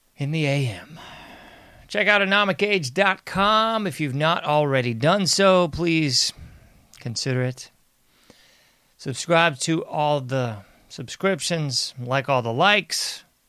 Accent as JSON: {"language": "English", "country": "United States", "said": "I'm an American"}